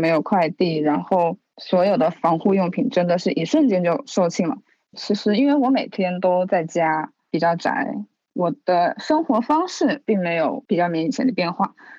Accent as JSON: {"language": "Chinese", "town": "Wuhan", "region": "Hubei", "country": "China", "said": "然后我是武汉人。现在在武汉的一个互联网公司石墨文档担任设计师的工作。"}